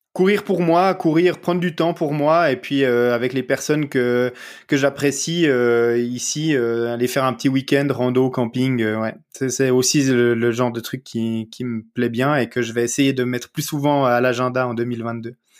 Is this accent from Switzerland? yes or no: yes; Vaud, Switzerland; accent: petit accent du terroir du Gros-de-Vaud; j'ai un petit accent euh, euh, du terroir euh, du, gros de veau en Suisse